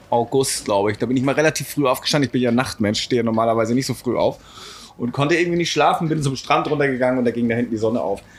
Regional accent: Travemünde, Schleswig-Holstein, Germany; Aus Travemünde als Souvenir.

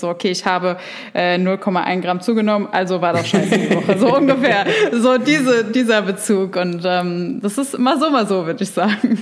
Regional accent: near Frankfurt, Hesse, Germany; ich komme aus der Nähe von Frankfurt

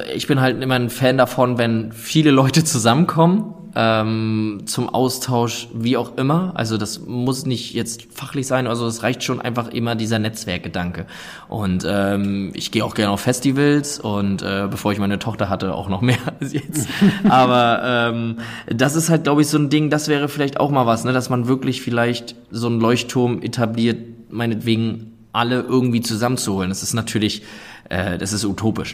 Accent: Sassnitz, Mecklenburg-Vorpommern, Germany; ich komme ursprünglich oder bin aufgewachsen auf der Insel Rügen in Sassnitz

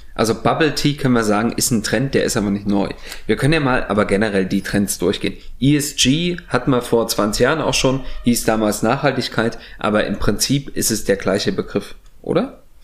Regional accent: East Germany, Germany; Kann ich aber als Ostdeutscher behaupten

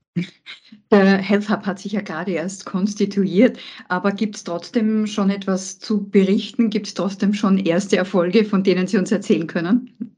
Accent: Austria; bei uns in Wien, bei uns in Österreich.

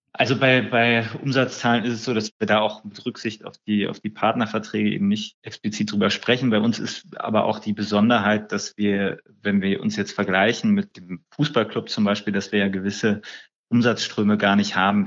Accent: Düsseldorf, North Rhine-Westphalia, Germany; also born or lived in Berlin; Ich bin ja gebürtiger Düsseldorfer

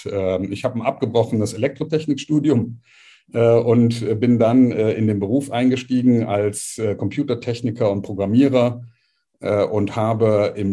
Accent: Cologne, North Rhine-Westphalia, Germany; Also als erstes mal … äh, bin eine Kölsche Jung, äh, mag man vom Namen nicht so glauben, äh, aber tatsächlich in Köln geboren, äh, ist schon eine Weile her, 63er Baujahr

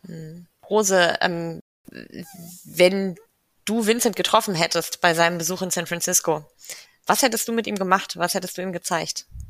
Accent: Kiel, Schleswig-Holstein, Germany; moved away; ich komme ursprünglich aus Kiel, also aus Norddeutschland

